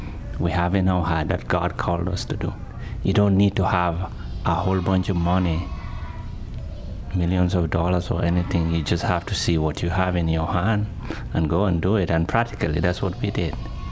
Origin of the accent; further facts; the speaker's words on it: Gambia; now in Vancouver, Canada; am a former Muslim, and I'm involved with the Ministry of Share Blessing, helping people in Gambia, where I originally came from.